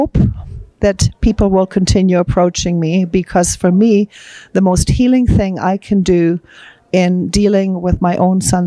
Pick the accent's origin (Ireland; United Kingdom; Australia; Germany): Germany; moved away; I'm actually from Germany.